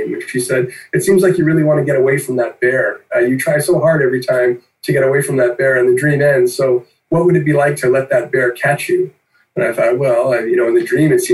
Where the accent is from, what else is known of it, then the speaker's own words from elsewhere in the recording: Vancouver, British Columbia, Canada; now in Toronto, Canada; I grew up in Mount Pleasant